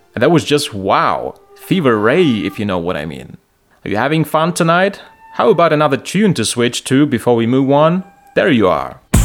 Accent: Lviv, Lviv Oblast, Ukraine; here in Ukraine and my hometown Lviv

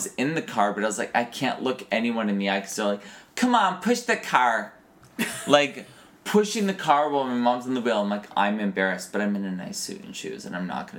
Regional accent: New York City, New York, United States; I'm a faggot from New York City.

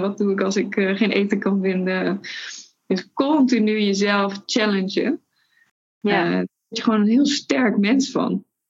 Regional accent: Netherlands; We komen uit Nederland

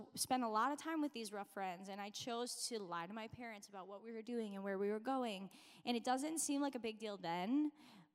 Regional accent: Minnesota, United States; I grew up in Minnesota, honestly, like just down the road from here

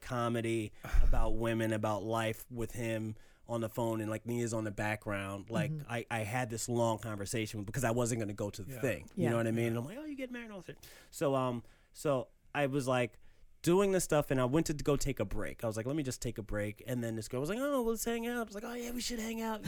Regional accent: New York City, New York, United States; also born or lived in Queens, New York; growing up in Harlem

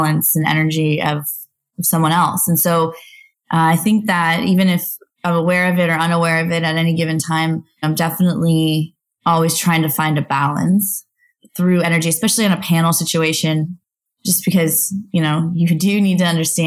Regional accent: Las Vegas, Nevada, United States; I grew up in Las Vegas, actually, and I worked for quite a bit of those shows out there in high school.

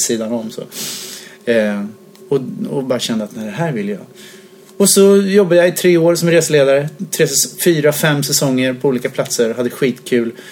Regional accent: Linköping, Östergötland, Sweden; moved away as an adult; also born or lived in Jönköping; now in Stockholm, Sweden; sen flyttade jag till Linköping. Så bodde jag där från att jag var då sju år till 23 någonting.

